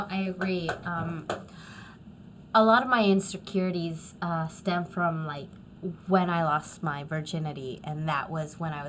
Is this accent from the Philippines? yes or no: yes; Philippines; there's a certain privilege as a Filipina who, in the Filipino community, there's this whole thing about being whiteness